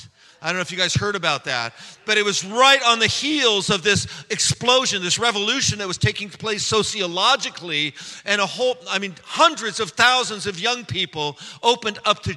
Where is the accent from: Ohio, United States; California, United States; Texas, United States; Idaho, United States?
California, United States; San Francisco; I was raised in San Francisco by hippie parents.